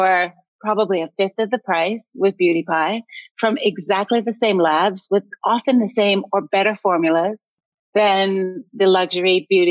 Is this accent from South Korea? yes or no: no; Canada; moved away; also born or lived in United States; I'm Canadian, but I watched America and lived there for a long time.